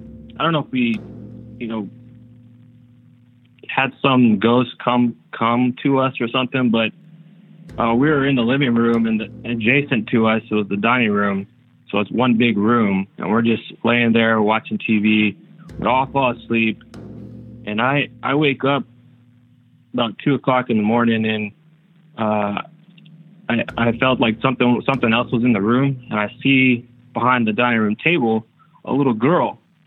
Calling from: Florida, United States; Calling from Florida.

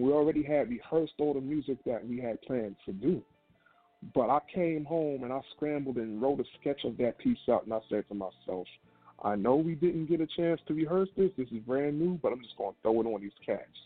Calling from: New York City, New York, United States; I am calling from Brooklyn, New York.

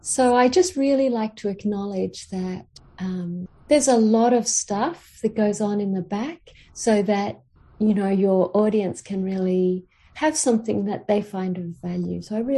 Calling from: Queensland, Australia; I'm calling from Aboriginal land. So I'm in Queensland

